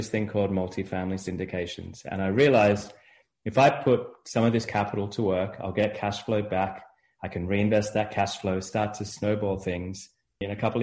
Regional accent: Australia; moved away as an adult; also born or lived in Chicago; now in United States; I'm from Australia. I grew up in Australia.

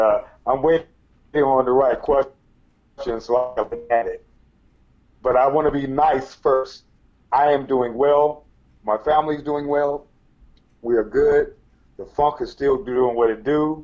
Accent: Detroit, Michigan, United States; I grew up in Detroit. I'm a 70s baby

